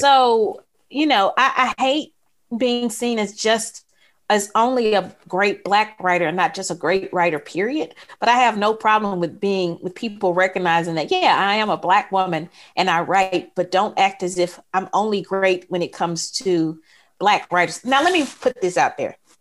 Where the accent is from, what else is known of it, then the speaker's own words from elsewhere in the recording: Mississippi, United States; I'm from Mississippi.